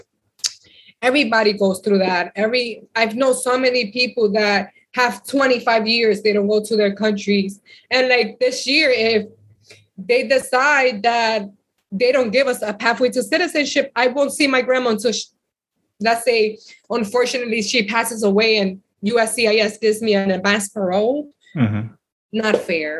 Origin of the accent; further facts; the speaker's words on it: United States; also born or lived in Dominican Republic; I came here, my mom brought us here when I was 3 years old. I did kindergarten, first grade, and second grade here